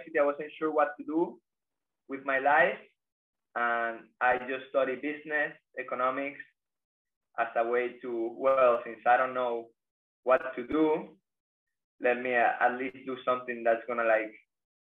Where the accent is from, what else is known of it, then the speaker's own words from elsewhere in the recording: Venezuela; now in Bali, Indonesia; I'm from Venezuela